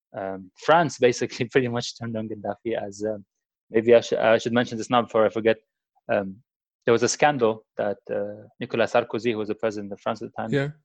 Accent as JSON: {"language": "English", "town": "Tripoli", "region": "Tripoli District", "country": "Libya", "tie": "born or raised there", "moved": "yes", "said": "the revolutionaries reached Tripoli, which is my hometown."}